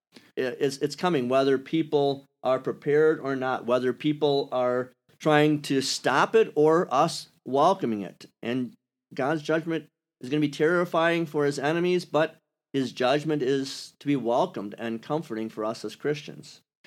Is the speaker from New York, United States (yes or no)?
no; Wisconsin, United States; accent: Wisconsin; moved away; also born or lived in Kentucky; I sound like I'm from Wisconsin